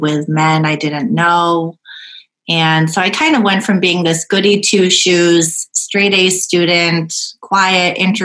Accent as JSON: {"language": "English", "town": "Rochester", "region": "New York", "country": "United States", "tie": "born or raised there", "also_born_or_lived": "South Korea", "said": "I grew up in Rochester, New York, in the suburb of Brighton"}